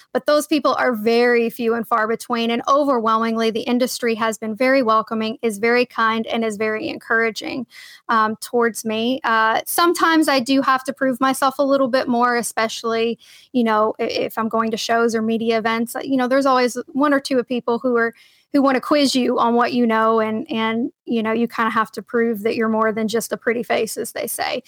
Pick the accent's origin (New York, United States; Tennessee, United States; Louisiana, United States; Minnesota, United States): Tennessee, United States; Cookeville; moved away as an adult; also born or lived in Edwardsville, Illinois; I started out at, uh, Tennessee Tech University in my hometown in Cookville, Tennessee